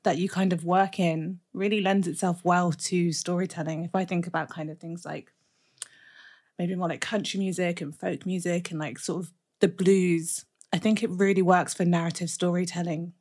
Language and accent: English; Birmingham, West Midlands, United Kingdom; I'm from Brum